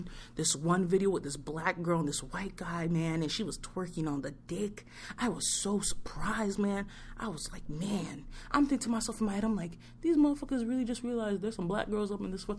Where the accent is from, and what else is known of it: New York, United States; born or raised there; now in Boston, United States